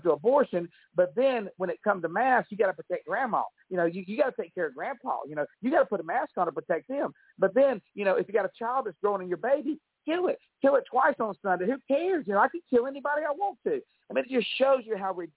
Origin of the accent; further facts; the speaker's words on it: Alabama, United States; I'm from Alabama